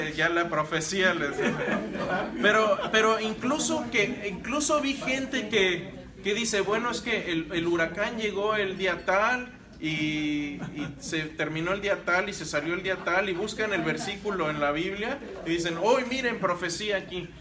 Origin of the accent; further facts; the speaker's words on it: Querétaro, Mexico; moved away; also born or lived in Monterrey, Mexico; Yo soy queretano, pero viví en Monterrey.